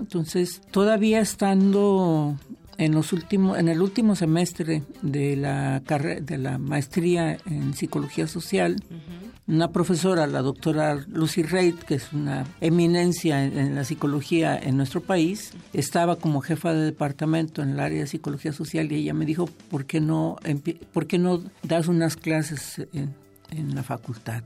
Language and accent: Spanish; Guadalajara, Jalisco, Mexico; yo vivía en Guadalajara, yo soy de Guadalajara